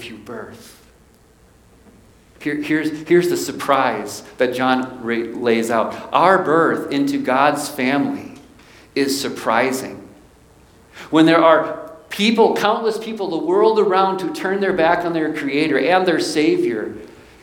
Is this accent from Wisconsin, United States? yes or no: yes; Milwaukee, Wisconsin, United States; I was born in Milwaukee, Wisconsin